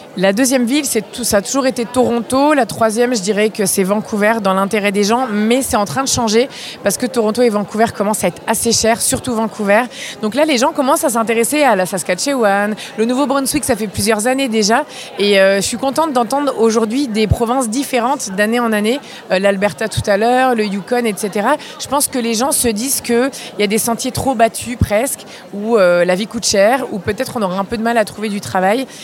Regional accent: France

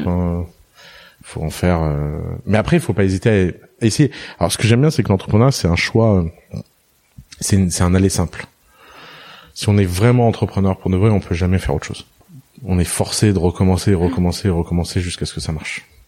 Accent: Tours, Centre-Val de Loire, France; also born or lived in Lebanon; j'ai j'ai grandi à Tours en France

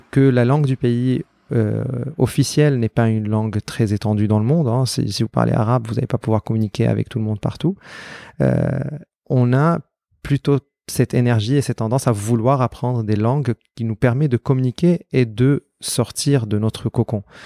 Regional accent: Aleppo, Aleppo Governorate, Syria; moved away as an adult; now in Argenteuil, France; j'ai grandi à Alep

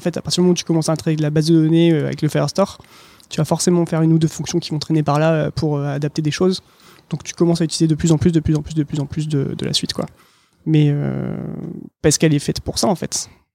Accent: Lille, Hauts-de-France, France; now in Tours, France; je suis lillois

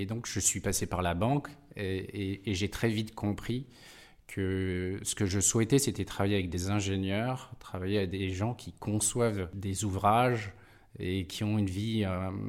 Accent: Nouvelle-Aquitaine, France; also born or lived in Brazil / Pau, France / Besançon, France; Je suis d'origine de Dordogne et de Gironde. j'ai fait un passage à l'étranger au Brésil et quand on est rentré avec mes parents, c'est mes parents qui étaient expatriés, on a été s'établir dans les Pyrénées à côté de Pau.

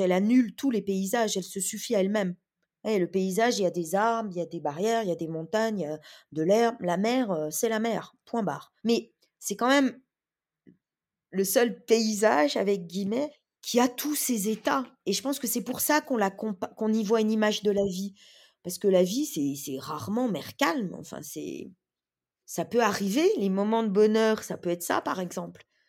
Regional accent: Bourgogne-Franche-Comté, France; je suis née dans les terres. Je suis née en Franche-Comté.

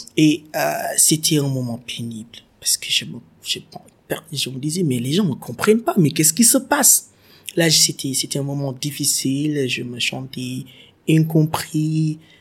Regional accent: Senegal

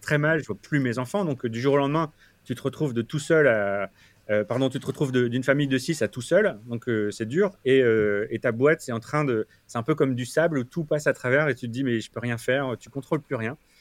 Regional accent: France; moved away as an adult; also born or lived in Lille / Paris; now in New York, United States

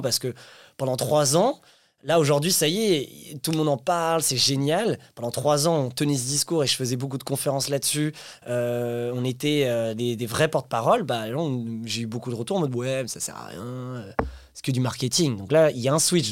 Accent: France; also born or lived in Paris; on est français

